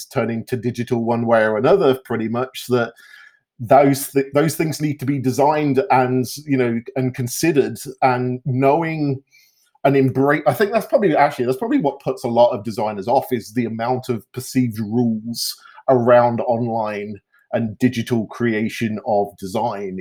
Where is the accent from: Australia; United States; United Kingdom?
United Kingdom; moved away as an adult; now in Canada; I grew up in the UK and moved over to Canada when I was just before I was 28.